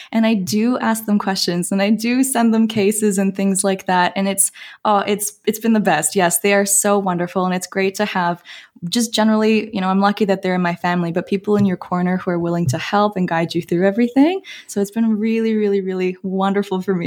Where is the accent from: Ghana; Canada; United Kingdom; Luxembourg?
Canada; Toronto, Ontario; moved away; you can probably tell from my accent, but I'm from Canada, uh, born and raised in Toronto